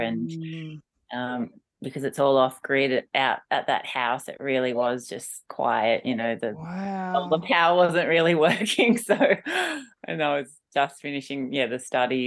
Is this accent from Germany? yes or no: no; Mudgee, New South Wales, Australia; moved away as an adult; also born or lived in Melbourne / England; the beautiful place where I grew up along the Maru River